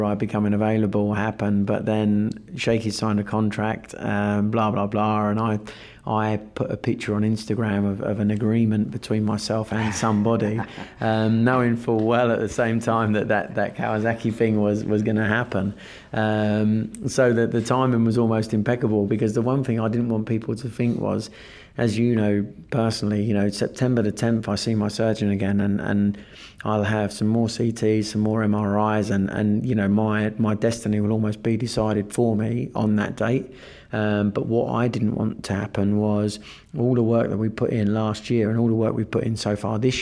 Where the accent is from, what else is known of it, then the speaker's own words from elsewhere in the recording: Kent, South East England, United Kingdom; I'm from Kent.